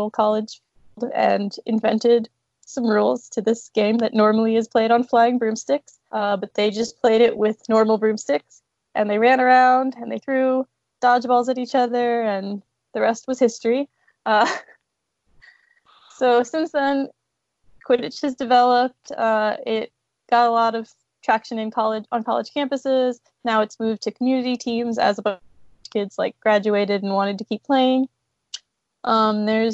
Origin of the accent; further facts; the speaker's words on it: Houston, Texas, United States; also born or lived in New York; I grew up in Houston